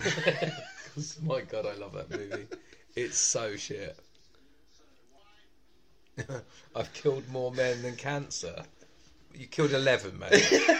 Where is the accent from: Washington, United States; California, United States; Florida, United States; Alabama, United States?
Alabama, United States; A stereotypical Alabama. I'm from Alabama. You just gotta slow it down.